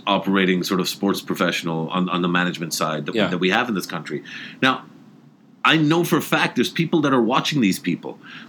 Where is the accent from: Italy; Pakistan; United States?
Pakistan; I feel good as a Pakistani.